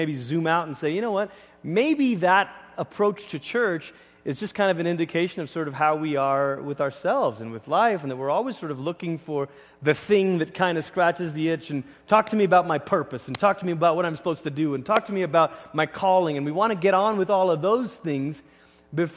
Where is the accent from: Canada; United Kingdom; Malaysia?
Malaysia; moved away as an adult; now in United States; I grew up in Malaysia